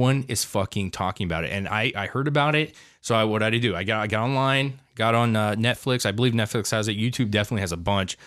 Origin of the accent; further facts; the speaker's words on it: United States; as an American citizen